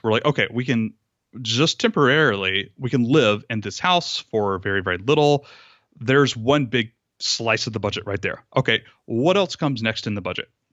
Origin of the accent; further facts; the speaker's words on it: Rome, Georgia, United States; also born or lived in Atlanta, Georgia; I moved across the state of Georgia back to my hometown, my the house that I grew up